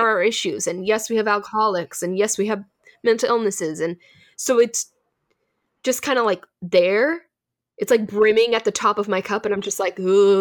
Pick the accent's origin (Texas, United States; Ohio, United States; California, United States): California, United States; We're from California